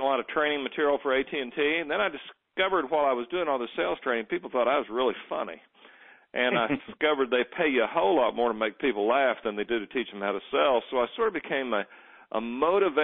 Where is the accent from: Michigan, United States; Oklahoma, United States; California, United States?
Oklahoma, United States; Muskogee; I grew up dirt poor in Muskogee, Oklahoma.